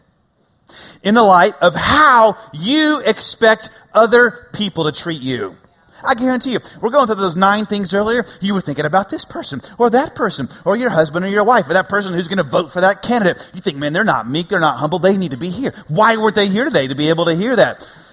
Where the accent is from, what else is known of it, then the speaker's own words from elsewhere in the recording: United States; I'm an American